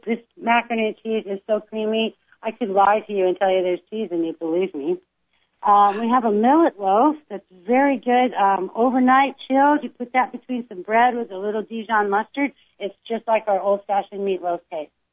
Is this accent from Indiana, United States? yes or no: no; California, United States; also born or lived in Lakewood, Ohio; I was born in Lakewood, Ohio, but we moved to California when I was about three years old